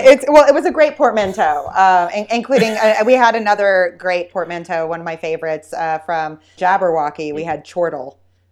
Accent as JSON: {"language": "English", "region": "Texas", "country": "United States", "tie": "born or raised there", "said": "Growing up in Texas"}